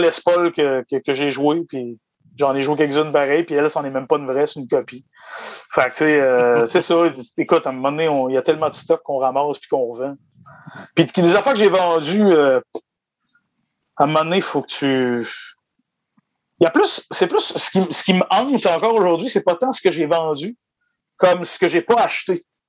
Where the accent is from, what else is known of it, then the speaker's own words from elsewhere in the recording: Îles-de-la-Madeleine, Quebec, Canada; je venais de, je viens de Désir de la Madeleine